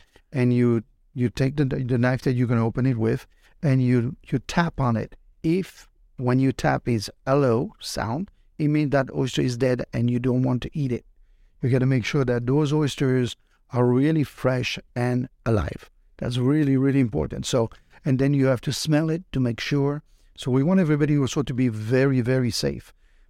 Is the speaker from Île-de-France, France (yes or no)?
no; Brittany, France; I'm from Brittany, France, where we have tons of oysters